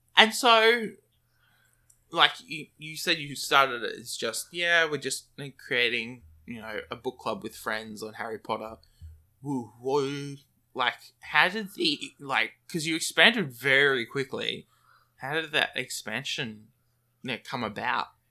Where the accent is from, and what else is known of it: Brisbane, Queensland, Australia